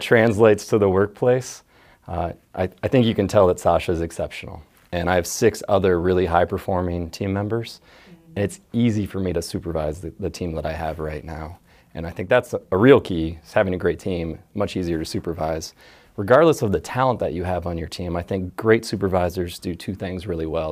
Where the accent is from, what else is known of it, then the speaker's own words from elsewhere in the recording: Dayton, Ohio, United States; I grew up in the area. My dad was in the Air Force.